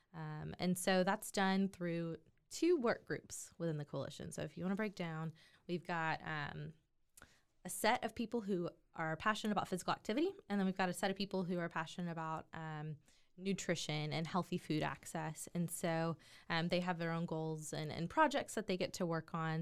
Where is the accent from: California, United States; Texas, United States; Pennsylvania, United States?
Texas, United States; Waco; born and raised in Waco, Texas